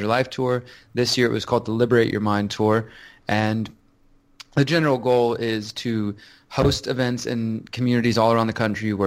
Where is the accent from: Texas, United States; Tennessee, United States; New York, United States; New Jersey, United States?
Texas, United States; Houston; I'm from Houston, Texas.